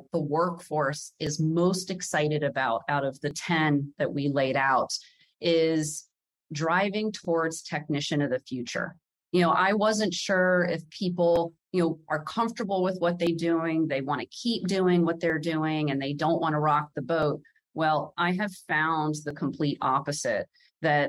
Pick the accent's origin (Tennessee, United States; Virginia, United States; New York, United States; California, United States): Virginia, United States; around the Pentagon; I grew up around the Pentagon